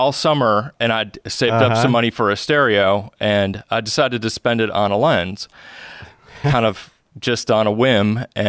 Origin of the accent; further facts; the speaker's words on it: Elmira, New York, United States; And I was living, I grew up in Elmira, New York at the time, so that was only like 45